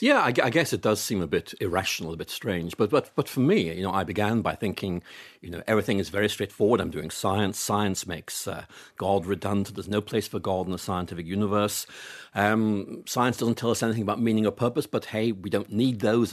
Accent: Belfast, Northern Ireland, United Kingdom; I grew up in Northern Ireland

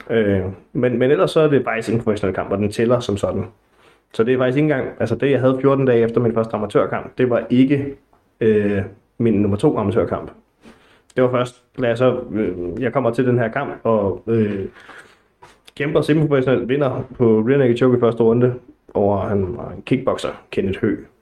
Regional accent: Næstved, Zealand, Denmark; moved away as an adult; now in Gentofte, Denmark; Jeg er oprindeligt fra Næstved

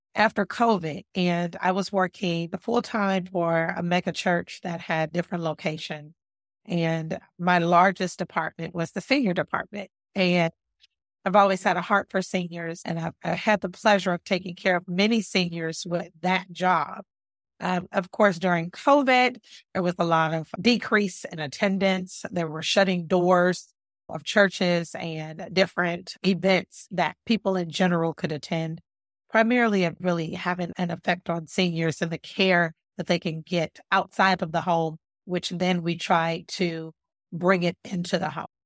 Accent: Los Angeles, California, United States; now in Hampton Roads, United States; I'm from Los Angeles, California

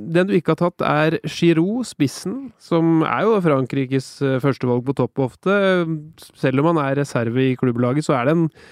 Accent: Norway; Som nordmann

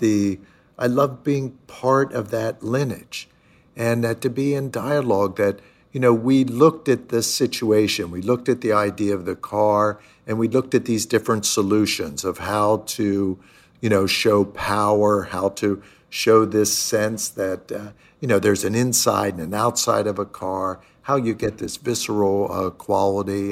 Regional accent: Pennsylvania, United States; moved away as an adult; also born or lived in Chicago / New York; these kind of suburban communities of where I grew up in Pennsylvania

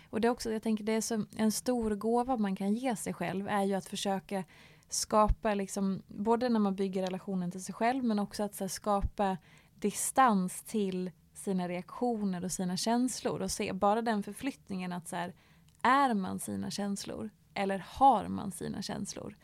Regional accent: Dalarna County, Sweden; moved away; hemma i Dalarna eh, på skoltiden

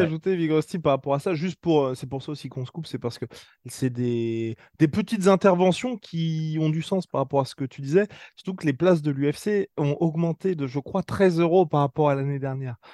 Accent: France; On est français

